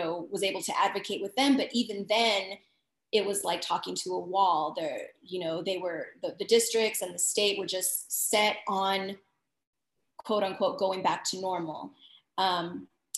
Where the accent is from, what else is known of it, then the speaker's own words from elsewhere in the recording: El Paso, Texas, United States; moved away as an adult; now in Dallas, United States; born and raised in El Paso, Texas, but I've been teaching in Dallas, Texas for over 11 plus years.